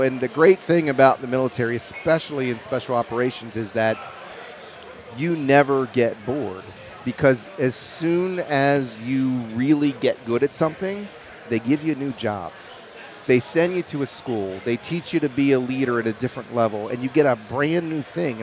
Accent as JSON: {"language": "English", "town": "Louisville", "region": "Kentucky", "country": "United States", "said": "I'm originally from Kentucky, and that's where I met my uh, my partner John in the distillery. You know, we were both Louisville boys"}